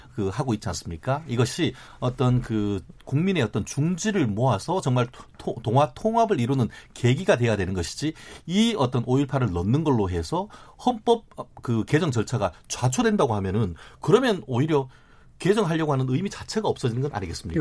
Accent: Daegu, South Korea; moved away; also born or lived in Gwangju; 저는 개인적으로 고향이 대구입니다만

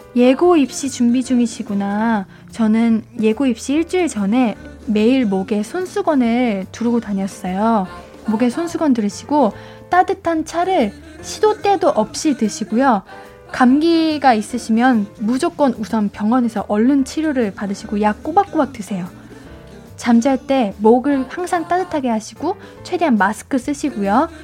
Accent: Suwon, Gyeonggi Province, South Korea; 저는 수원 쪽입니다.

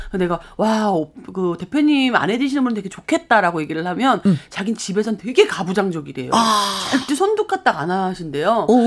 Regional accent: Hongcheon, Gangwon, South Korea; 저도 홍천이 고향입니다.

